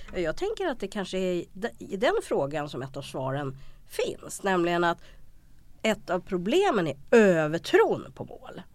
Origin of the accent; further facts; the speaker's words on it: Sweden; som svensk